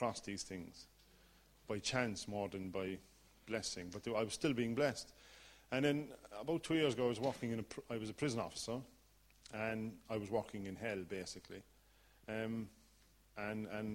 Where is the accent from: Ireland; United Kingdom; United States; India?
Ireland; accent: Irish; As you can tell from the accent, I'm Irish, born and bred.